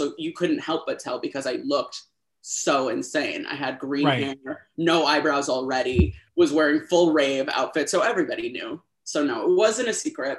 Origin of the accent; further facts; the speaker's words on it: Los Angeles, California, United States; moved away; I'm from Los Angeles originally